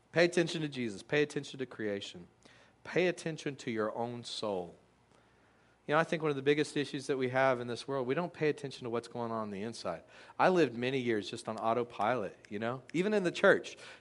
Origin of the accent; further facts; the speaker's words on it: Texas, United States; I grew up in Texas